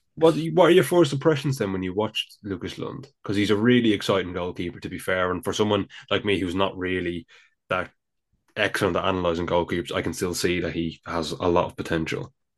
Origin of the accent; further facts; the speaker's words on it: Dublin, Leinster, Ireland; accent: Dublin; my Dublin accent comes out.